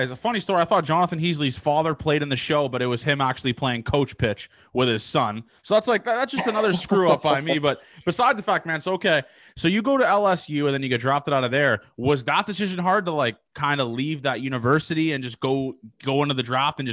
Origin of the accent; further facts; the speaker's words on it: Canada; I'm from Canada